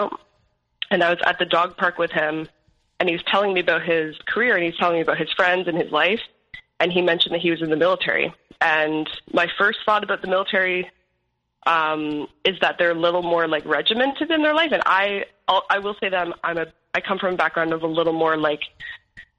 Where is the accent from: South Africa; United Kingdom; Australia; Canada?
Canada; Ontario; born or raised there; moved away; also born or lived in Alberta